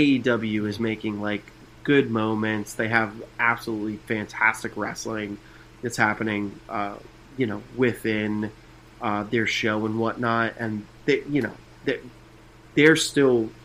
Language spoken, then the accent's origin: English; New Jersey, United States; I'm a guy from New Jersey